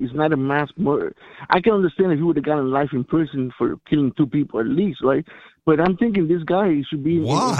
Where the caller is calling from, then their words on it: Miami, Florida, United States; Hi, thank you. … from Miami.